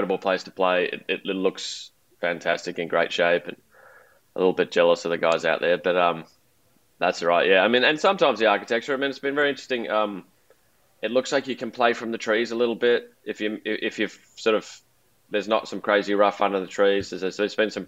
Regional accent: Melbourne, Victoria, Australia; I grew up in Melbourne

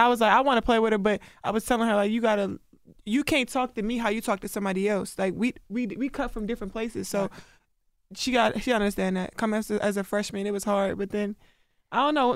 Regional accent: Baltimore, Maryland, United States; when I'm from Baltimore, like that's what we do.

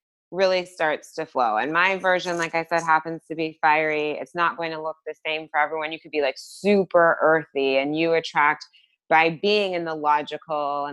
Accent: California, United States; I'm from California

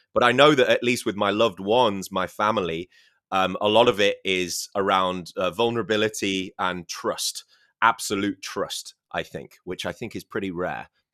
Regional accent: United Kingdom; first language English; I'm British

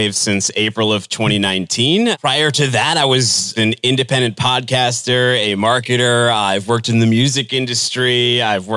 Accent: Boston, Massachusetts, United States; grew up in the suburbs of the Boston area

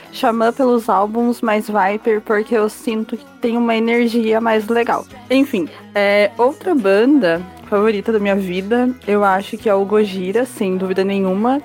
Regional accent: Brazil; Mas somos brasileiros

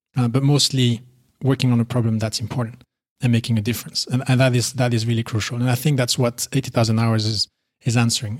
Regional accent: Belgium; moved away as an adult; also born or lived in United Arab Emirates; now in Poland; I'm originally from Belgium, as you said, and I recently moved to Poland with my wife

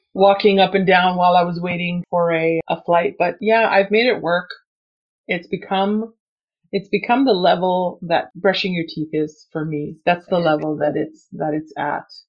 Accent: Canada; English is a second language; I was not born in Canada. I was born in another country and I came here and I didn't speak any English. I was six years old

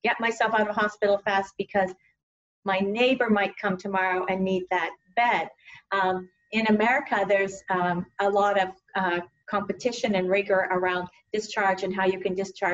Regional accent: Canada; moved away as an adult; also born or lived in Stanford, United States; now in United States; I grew up in Canada in a really small town

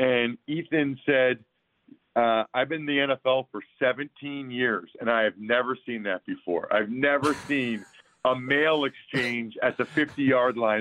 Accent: an hour west of Philly, Pennsylvania, United States; moved away as an adult; my hometown an hour west of Philly

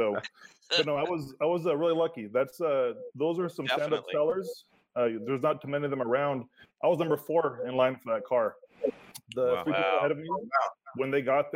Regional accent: the Northwest, Pacific Northwest, United States; also born or lived in Los Angeles, California / Central Washington; now in Las Vegas, United States; I'm from the Northwest originally.

